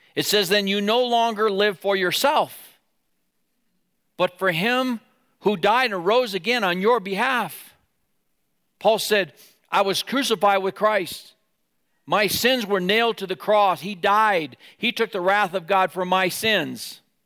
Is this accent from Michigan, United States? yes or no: no; Wyoming, United States; moved away; in Wyoming, we lived there